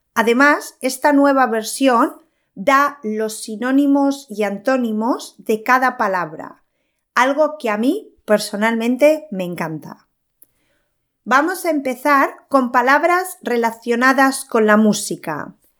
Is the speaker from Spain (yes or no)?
yes; Spain; soy española